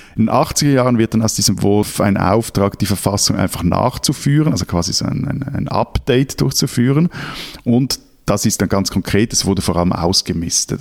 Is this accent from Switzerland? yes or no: yes; Switzerland; als Schweizer